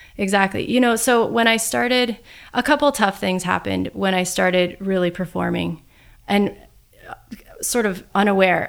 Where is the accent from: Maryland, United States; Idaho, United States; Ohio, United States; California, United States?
Idaho, United States; Sun Valley; I actually grew up in Sun Valley